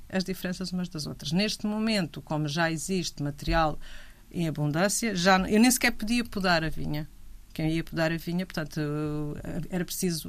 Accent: Grândola, Alentejo, Portugal

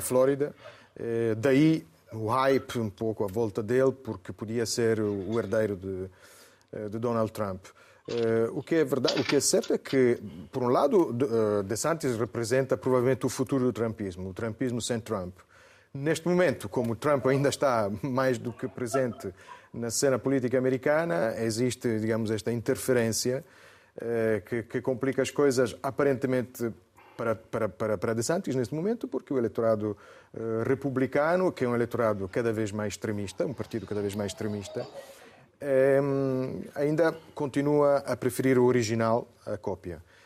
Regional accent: Italy; moved away; eu até como italiano

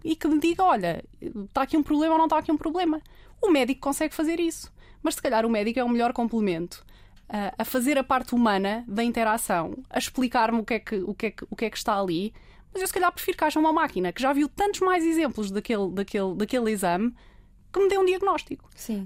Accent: Portugal; somos portugueses, pá, não estudamos no

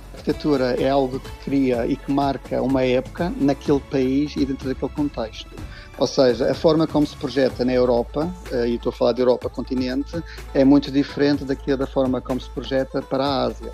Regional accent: Madeira, Portugal; moved away as an adult; also born or lived in Coimbra; now in London, United Kingdom; Apesar de já ter saído já desde 94, que eu saí da Madeira, já foi há muitos anos, eu ainda sinto a Madeira como minha, obviamente

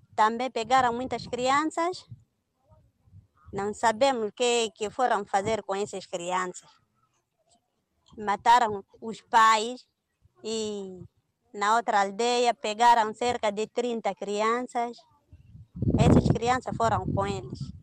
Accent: Muidumbe District, Cabo Delgado, Mozambique; also born or lived in Quissanga; no Planalto, na minha zona, no distrito de Midumbe

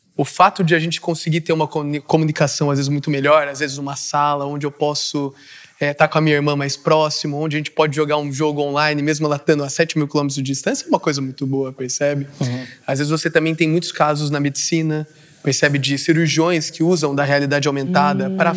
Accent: Vila Real de Santo António, Faro, Portugal

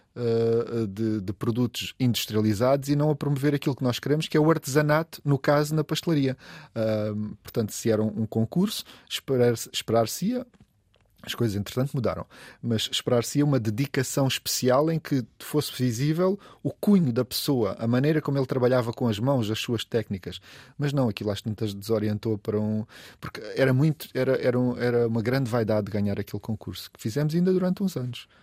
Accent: Olhão, Algarve, Portugal; now in Lisbon, Portugal; eu sou de lá, não há dúvida, eu digo, eu sou de Olhão.

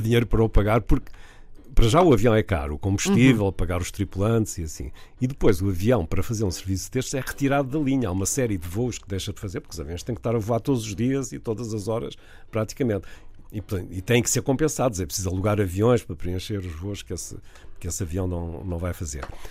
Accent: Vila do Conde, Norte, Portugal; also born or lived in Porto; eu nasci no Porto, cresci em Vila de Conde, mas nasci no Porto

